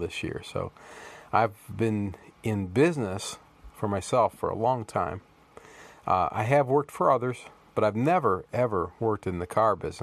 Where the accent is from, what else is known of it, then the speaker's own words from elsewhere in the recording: Toledo, Ohio, United States; I was raised in Toledo, Ohio